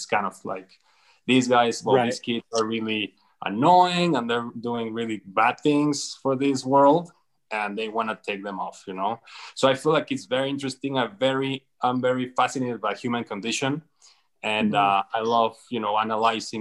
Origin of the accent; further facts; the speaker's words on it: Mexico City, Mexico; now in Los Angeles, United States; I'm from Mexico City originally before moving to Los Angeles.